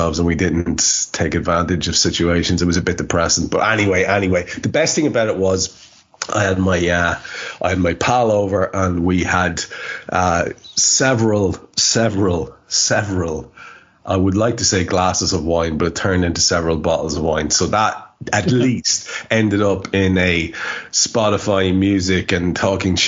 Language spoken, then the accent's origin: English; Ireland; being Irish